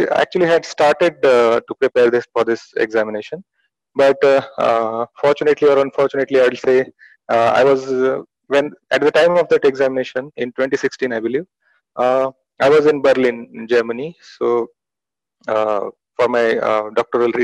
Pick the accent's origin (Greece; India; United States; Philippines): India; Pune, Maharashtra; also born or lived in Delhi; I'm from Pune, basically, Maharashtra.